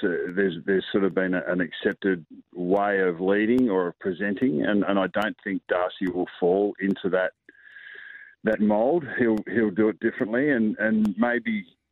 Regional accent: South Australia, Australia; born there; also born or lived in Northern Territory / Victoria; So I was born in South Australia. So I've always got to hail from South Australia. I've been a territory boy, but yeah, I've been in Victoria for 30 years. So whatever that is, I'm an Aussie.

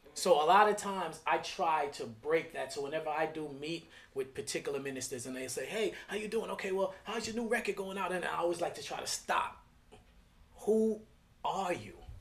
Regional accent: New York City, New York, United States; I'm from Flatbush, Brooklyn

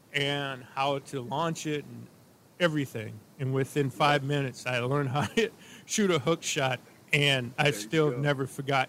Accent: St. Louis, Missouri, United States; Now he remembered I was from St. Louis because where he

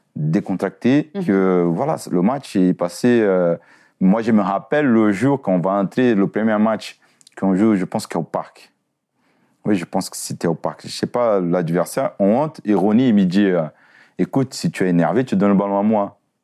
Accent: Brazil; moved away as an adult; now in France; nous Brésiliens

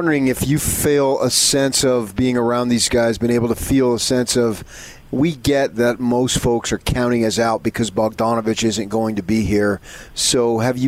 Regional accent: New Jersey, United States; moved away; I grew up in New Jersey

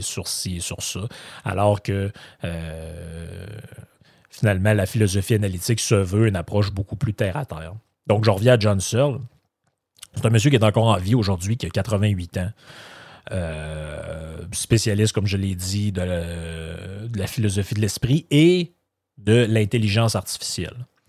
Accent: Quebec, Canada; je suis né au Québec, ma famille est ici

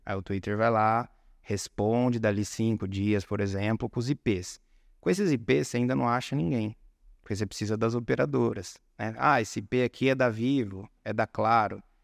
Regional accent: São Carlos, São Paulo, Brazil; moved away as an adult; also born or lived in Fortaleza, Ceará; São Carlos, interior de São Paulo

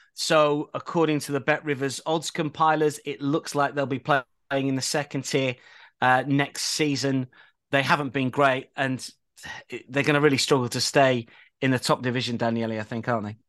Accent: England, United Kingdom; I'm English.

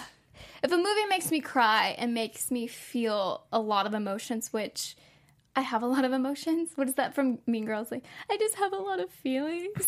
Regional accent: San Antonio, Texas, United States; now in Los Angeles, United States; I'm from San Antonio, Texas, and it is a rather large city. But I always knew growing up that I wasn't meant to stay there.

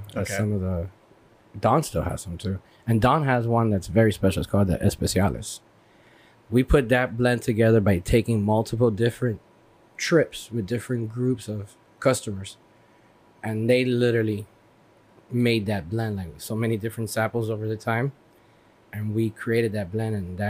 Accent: Hialeah, Florida, United States; moved away; I'm originally from Hialeah, Florida. Small little Cuban town.

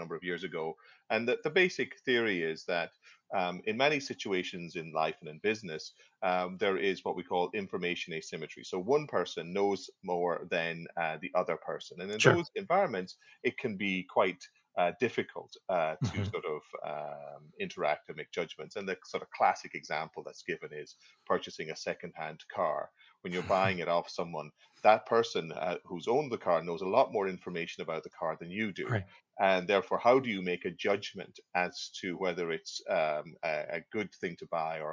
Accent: Ireland; moved away as an adult; also born or lived in Aberdeen, Scotland; now in Halifax, Canada; I'm originally actually from Ireland, but I studied in Aberdeen in Scotland

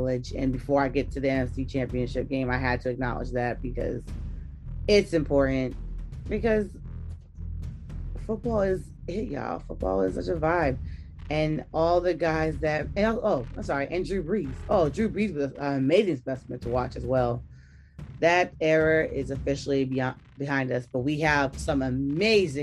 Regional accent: New York, United States; as a New Yorker

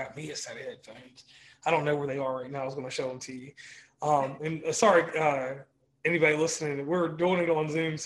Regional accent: Rustburg, Virginia, United States; we come from Rustburg. Mm-hmm. Rustburg is very diverse. Cause I come from the Calendar Mountain side of things, which I didn't know growing up

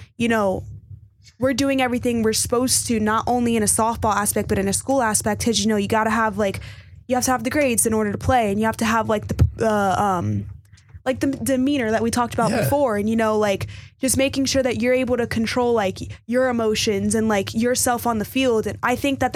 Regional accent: Miami, Florida, United States; moved away as an adult; growing up in Florida and being taught there my entire life

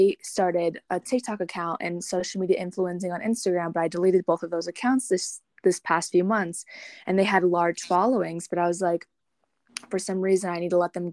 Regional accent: Michigan, United States; now in Colorado, United States; I'm from Michigan, but I'm living in Colorado, and I'll be heading out to Washington.

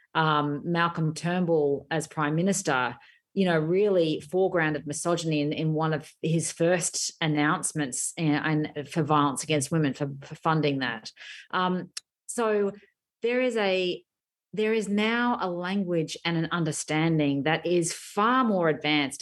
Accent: Australia

